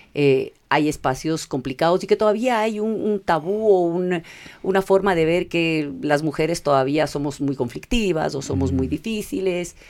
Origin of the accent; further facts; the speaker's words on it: Ecuador; also born or lived in California, United States; yo nací en California, vine al Ecuador chiquita.